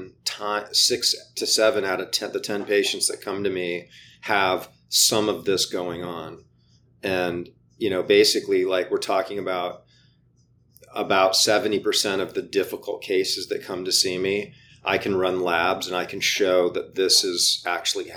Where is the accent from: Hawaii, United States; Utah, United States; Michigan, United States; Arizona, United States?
Hawaii, United States; moved away; I grew up in Hawaii, right? So I go a couple times a year to go visit my family.